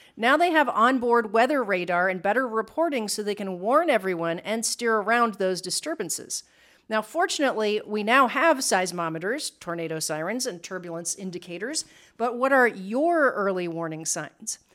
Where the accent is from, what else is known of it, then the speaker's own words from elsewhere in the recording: Midwest, United States; moved away as an adult; now in Puerto Rico; we grew up in the Midwest